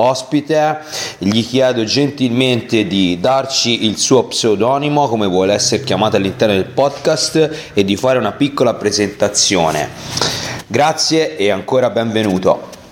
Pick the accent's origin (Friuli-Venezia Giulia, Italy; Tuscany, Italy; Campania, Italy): Tuscany, Italy; siamo toscani